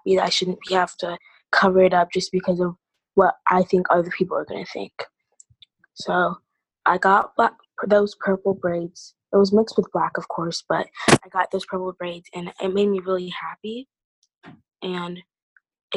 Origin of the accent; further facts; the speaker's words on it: Iowa, United States; being born and raised in Iowa